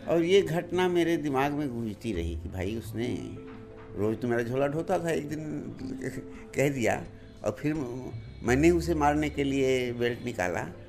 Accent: Sulemapur, Uttar Pradesh, India; moved away as an adult; also born or lived in Allahabad; now in Delhi, India; आजमगढ़ ज़िले में एक रिमोट गांव है सुलेमापुर पहले तो सड़क हमारे यहाँ से छः किलोमीटर दूर थी

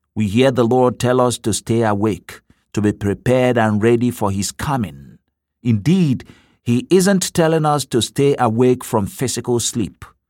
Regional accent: Nigeria; now in Cleveland, United States; In my home country of Nigeria

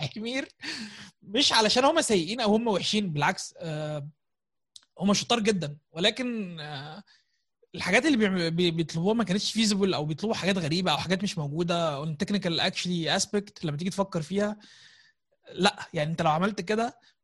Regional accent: Gharbia, Egypt; انا من الغربيه

